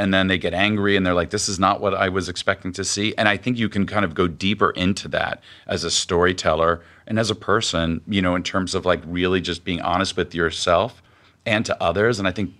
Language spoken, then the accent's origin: English; Miami, Florida, United States; also born or lived in New York / Los Angeles; I came from Miami to NYU to Los Angeles, not knowing anyone or anything.